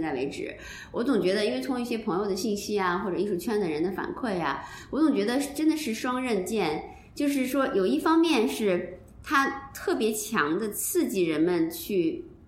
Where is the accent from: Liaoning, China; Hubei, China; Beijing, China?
Beijing, China; 按咱们北京人的话说